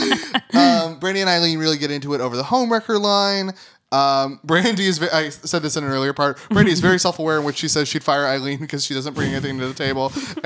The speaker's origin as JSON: {"language": "English", "town": "Austin", "region": "Texas", "country": "United States", "tie": "born or raised there", "moved": "yes", "said": "Austin is my hometown."}